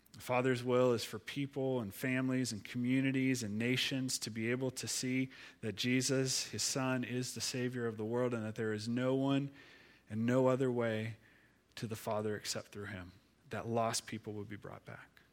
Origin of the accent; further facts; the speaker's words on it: Ohio, United States; now in Pittsburgh, United States; I'm from Ohio